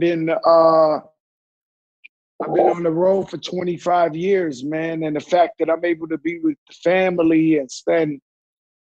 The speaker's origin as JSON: {"language": "English", "town": "New York City", "region": "New York", "country": "United States", "tie": "born or raised there", "said": "I'm from the Bronx, yeah. In the part where hip hop was created"}